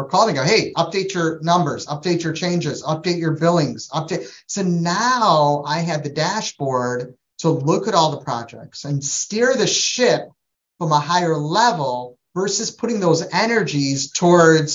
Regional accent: Trinidad & Tobago; moved away; I'm from Trinidad, West Indies, so we're Asian Indian

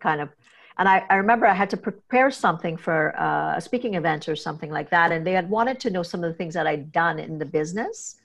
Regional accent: Trinidad & Tobago; I'm a Trinidadian, kinda growing up in the Caribbean

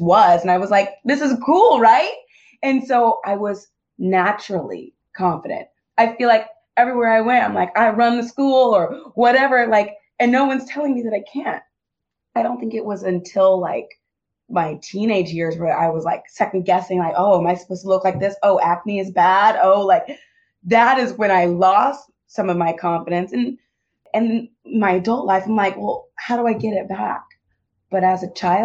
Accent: Fresno, California, United States; moved away as an adult; also born or lived in New York City; I grew up in Fresno, California. Yeah, that's my hometown

